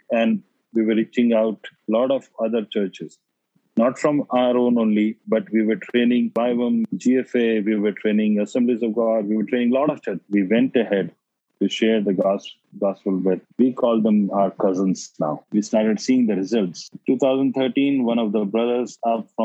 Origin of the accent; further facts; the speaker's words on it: India; my hometown village